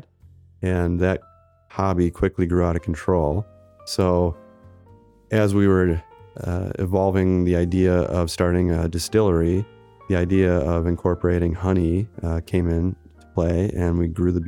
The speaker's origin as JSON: {"language": "English", "town": "Lake Mills", "region": "Wisconsin", "country": "United States", "tie": "born or raised there", "said": "I grew up in Lake Mills, Wisconsin, which is south central Wisconsin"}